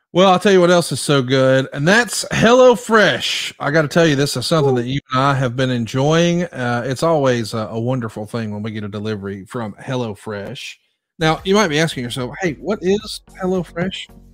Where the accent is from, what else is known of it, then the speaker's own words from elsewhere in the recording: Alabama, United States; I'm from Alabama, so you can probably imagine I'm old school